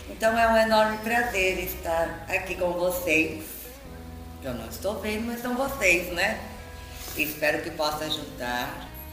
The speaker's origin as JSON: {"language": "Portuguese", "region": "São Paulo", "country": "Brazil", "moved": "yes", "lives_now": "Peruíbe, Brazil", "said": "eu sou de São Paulo, agora estou morando em Peruíbe"}